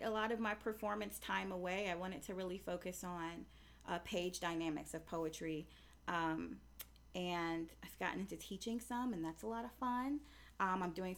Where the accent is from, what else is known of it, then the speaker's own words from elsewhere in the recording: the South, United States; also born or lived in Huntsville, Alabama; I'm from the South, so Southern fried territory